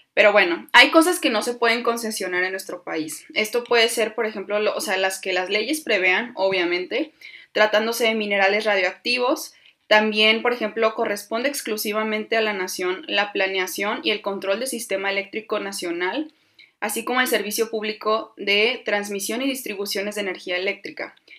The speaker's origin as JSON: {"language": "Spanish", "country": "Mexico", "said": "nosotros como mexicanos"}